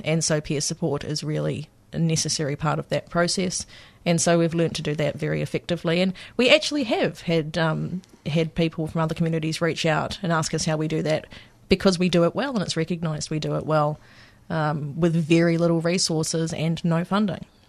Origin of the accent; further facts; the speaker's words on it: New Zealand; moved away as an adult; now in Victoria, Australia; coming from, um, from New Zealand, for people that can't pick my accent